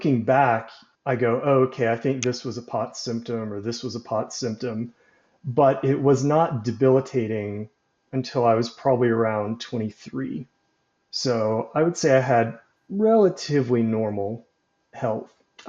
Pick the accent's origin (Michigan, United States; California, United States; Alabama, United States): Alabama, United States; Birmingham; I'm 34, and I grew up in Birmingham, Alabama, and that's where I currently am.